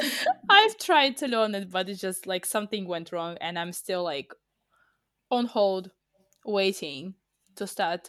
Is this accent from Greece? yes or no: no; Russia; we are from Russia